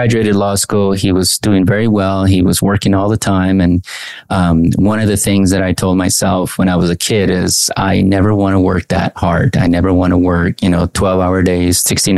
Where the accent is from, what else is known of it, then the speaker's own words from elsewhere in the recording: Anaheim, California, United States; also born or lived in Mexico; I grew up in Anaheim. I was born in Mexico, came at the age at, I think, age two